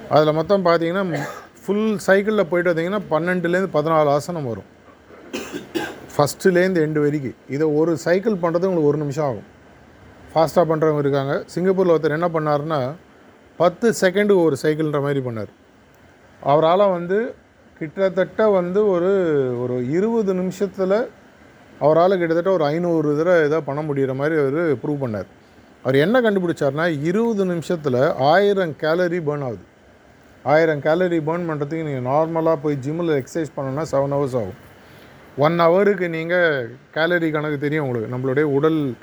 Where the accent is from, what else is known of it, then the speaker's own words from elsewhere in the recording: Chennai, Tamil Nadu, India; நான் பிறந்து வளர்ந்ததெல்லாம் சென்னை